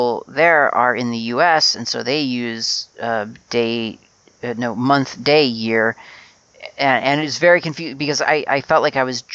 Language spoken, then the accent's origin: English; United States; I grew up in the USA and was very used to month, day, year.